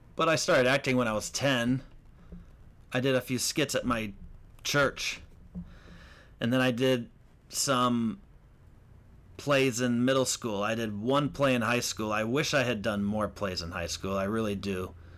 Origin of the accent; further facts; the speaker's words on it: Lake County, Illinois, United States; moved away; also born or lived in Hollywood; I'm from Lake County